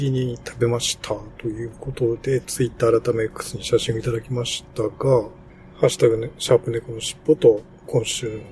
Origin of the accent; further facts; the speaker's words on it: Yokohama, Kanagawa, Japan; 浜っ子、浜っ子っちゅうか、江戸っ子っちゅうか、浜っ子っ